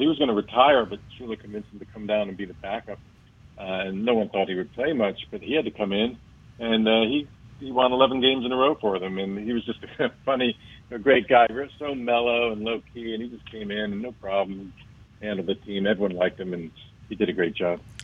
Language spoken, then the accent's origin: English; Miami, Florida, United States; born or raised there